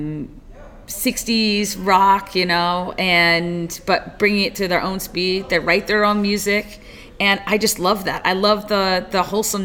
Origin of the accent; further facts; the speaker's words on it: New York, United States; Growing up in New York